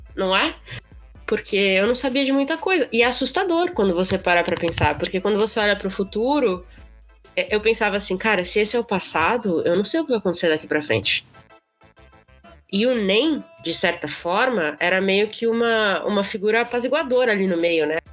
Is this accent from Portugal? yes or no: no; São Paulo, Brazil; eu sou paulista